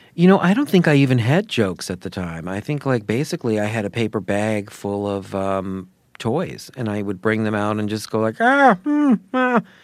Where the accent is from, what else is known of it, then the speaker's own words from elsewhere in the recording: Sarasota, Florida, United States; my hometown, Sarasota, Florida